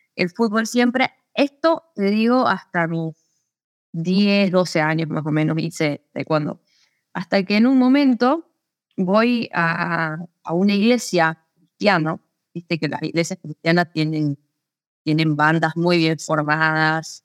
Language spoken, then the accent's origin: Spanish; Santa Cruz de la Sierra, Santa Cruz, Bolivia; also born or lived in Córdoba, Argentina; yo nací en Santa Cruz